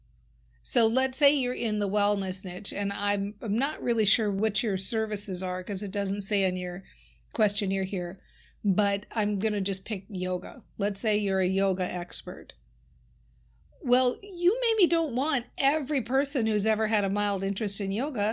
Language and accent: English; Minnesota, United States; I often talk about being from Minnesota. My accent certainly shows that.